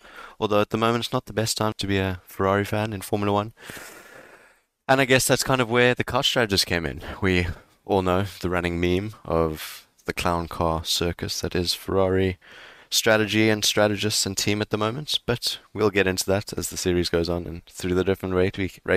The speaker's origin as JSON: {"language": "English", "country": "South Africa", "tie": "born or raised there", "said": "Growing up in South Africa"}